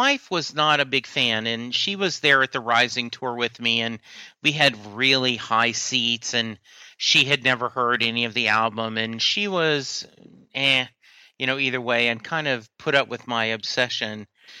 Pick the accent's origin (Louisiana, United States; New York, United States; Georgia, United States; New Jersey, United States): Louisiana, United States; You know, I grew up in Louisiana, did not know, you know, my family, we listened to both kind of musics, the country and Western